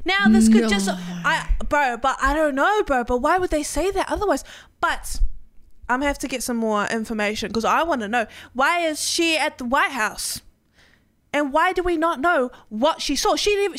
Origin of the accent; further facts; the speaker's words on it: New Zealand; I'm never going on American Airlines anyway. I'm from New Zealand. I don't care.